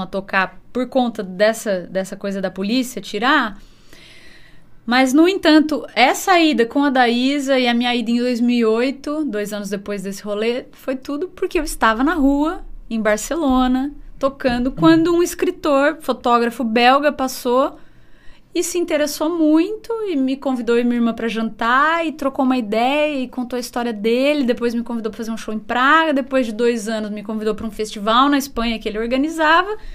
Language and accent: Portuguese; Bauru, São Paulo, Brazil; also born or lived in Jaú; Então, eu nasci em Jaú, uhum. mas com cinco anos eu já fui para Bauru